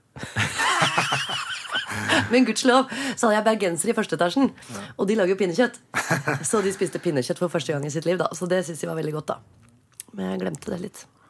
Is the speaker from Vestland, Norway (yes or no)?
no; Oslo, Norway; jeg er fra Oppsal